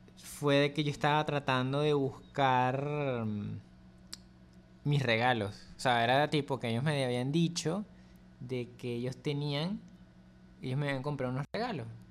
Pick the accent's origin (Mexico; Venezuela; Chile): Venezuela